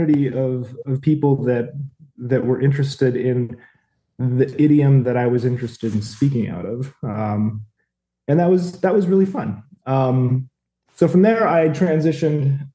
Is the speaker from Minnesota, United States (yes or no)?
yes; Fergus Falls, Minnesota, United States; moved away as an adult; We decided to move back to my hometown of Fergus Falls, Minnesota